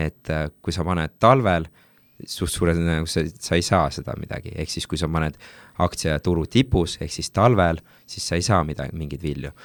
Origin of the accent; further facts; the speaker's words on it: Tartu, Tartu County, Estonia; ma olen pärit Tartust